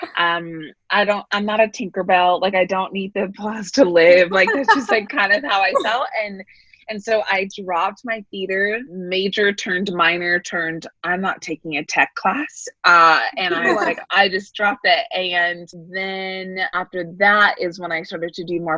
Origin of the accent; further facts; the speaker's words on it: San Francisco Bay Area, California, United States; moved away as an adult; now in Pasadena, United States; born and raised in the San Francisco Bay Area